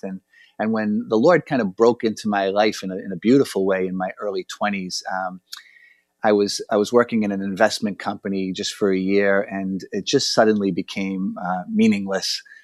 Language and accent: English; Boston, Massachusetts, United States; I'm from Boston, Massachusetts, and I grew up with the Franciscans